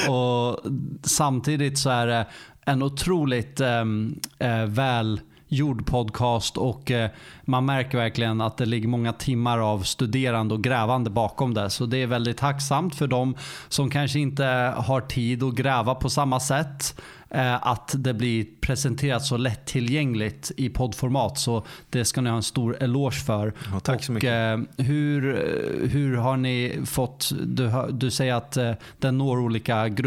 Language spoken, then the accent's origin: Swedish; Stockholm, Stockholm County, Sweden; Jag är faktiskt från Stockholm